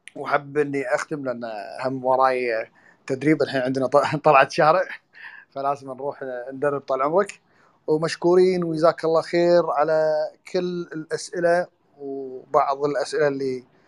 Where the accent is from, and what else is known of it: Kuwait